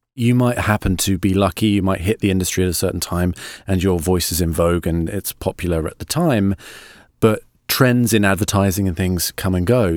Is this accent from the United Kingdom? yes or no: yes; United Kingdom; I'm a Brit